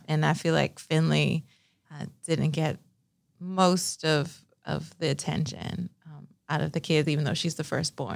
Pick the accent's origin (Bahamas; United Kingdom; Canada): Bahamas; Nassau, New Providence; moved away; I grew up in Nassau, Bahamas, the land of sun, sand, and sea.